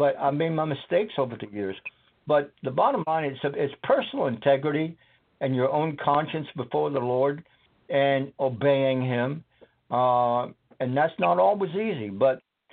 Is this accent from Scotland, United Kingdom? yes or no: yes; Scotland, United Kingdom; now in United States; I was born and raised in Scotland.